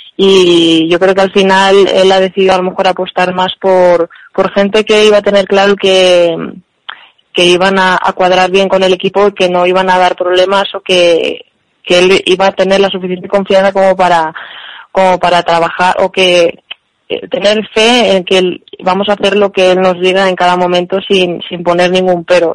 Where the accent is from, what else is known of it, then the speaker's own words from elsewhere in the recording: Spain; nosotras que somos de Madrid o españolas